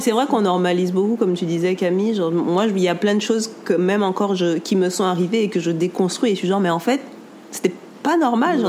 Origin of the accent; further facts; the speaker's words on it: Guadeloupe; on est Guadeloupéen